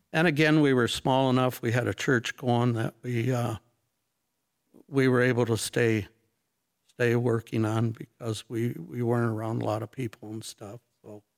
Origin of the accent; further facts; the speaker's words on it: North Muskegon, Michigan, United States; I grew up, uh, North Muskegon area.